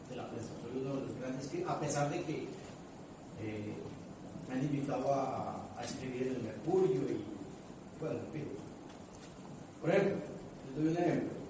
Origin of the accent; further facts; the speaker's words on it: Colombia; now in Chile; para mí como, dirigente social, como inmigrante, como colombiano